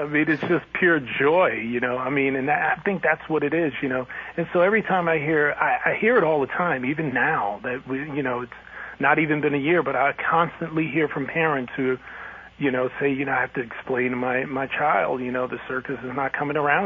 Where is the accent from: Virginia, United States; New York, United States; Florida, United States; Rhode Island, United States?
New York, United States; New York City; growing up in New York City